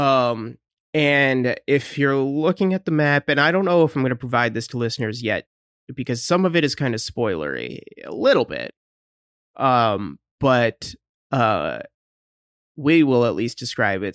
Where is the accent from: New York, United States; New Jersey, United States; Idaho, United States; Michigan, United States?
Michigan, United States; we're from Michigan.